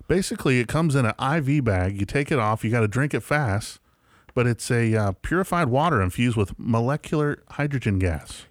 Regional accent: West Virginia, United States; moved away; also born or lived in Atlanta; I didn't get any culture growing up in West Virginia

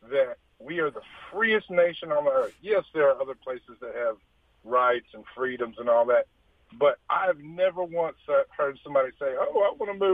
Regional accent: Shreveport, Louisiana, United States; I'm from Shreveport

